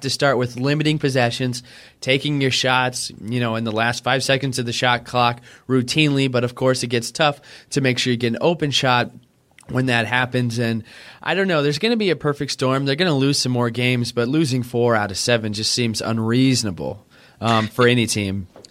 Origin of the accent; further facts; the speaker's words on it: Oklahoma, United States; I grew up in Oklahoma